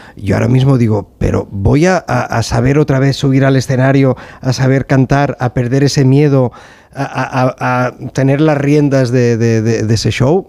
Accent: Sabadell, Catalonia, Spain; yo soy de Sabadell

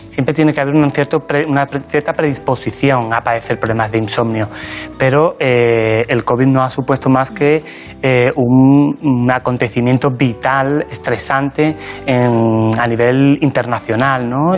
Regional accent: La Barca de la Florida, Andalusia, Spain; moved away as an adult; now in Madrid, Spain; Yo nací en un pueblecito pequeño de la provincia de Cádiz que se llama La Barca de la Florida ...está en la campiña jerezana

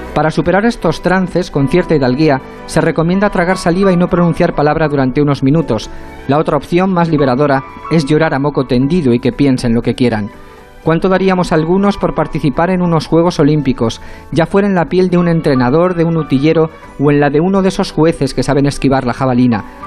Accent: Spain; Soy español

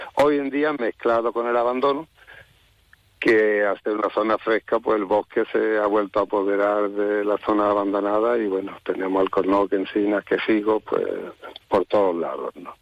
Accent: Málaga, Andalusia, Spain; also born or lived in Valle del Genal; yo soy de Málaga, me crié en Málaga

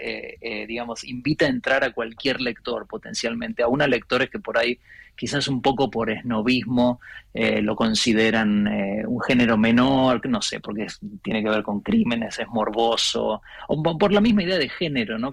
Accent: Buenos Aires, Argentina; moved away as an adult; yo soy porteño, em, pero no vivo en Buenos Aires hace 20 años

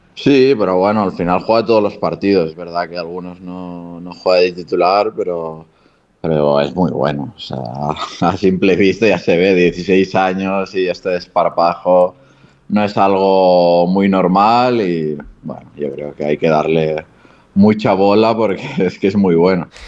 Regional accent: Barcelona, Catalonia, Spain; moved away as an adult; also born or lived in Granada / Japan; now in Andorra; cerca de, de Barcelona, que es de donde soy

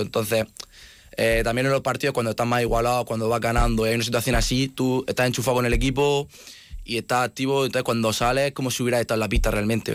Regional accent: Region of Murcia, Spain; moved away as an adult; now in Pamplona, Spain; como en casa, como en Murcia

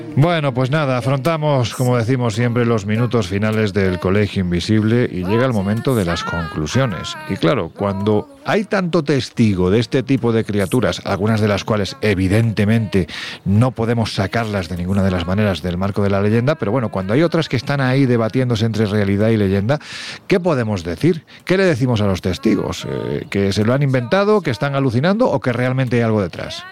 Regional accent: Jaén, Andalusia, Spain; a mi mi tierra, a Jaén

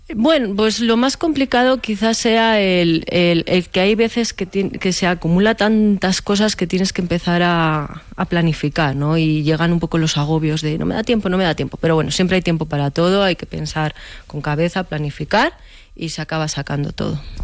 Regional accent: Guardo, Castile and León, Spain; moved away as an adult; now in Velilla del Río Carrión, Spain; yo soy de Guardo de siempre, pero actualmente vivo en velilla del Río Carrión

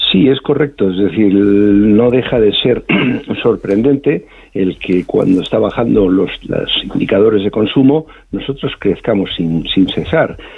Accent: Spain; somos los españoles viajando por España

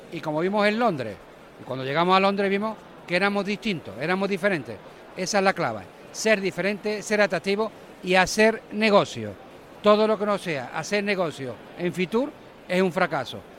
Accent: Andalusia, Spain; hablo como andaluz

